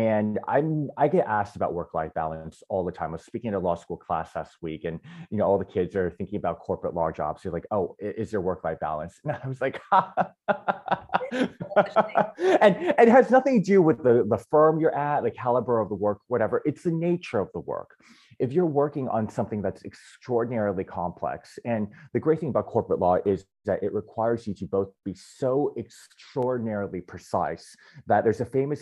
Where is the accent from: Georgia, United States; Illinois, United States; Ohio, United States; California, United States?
California, United States; Southern; moved away as an adult; now in New York City, United States; I was born and raised in Southern California to Taiwanese immigrants